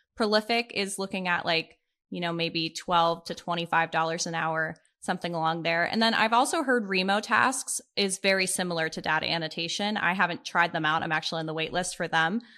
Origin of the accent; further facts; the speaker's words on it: Pittsburgh, Pennsylvania, United States; now in Columbus, United States; I grew up in Pittsburgh with both of my parents and my younger brother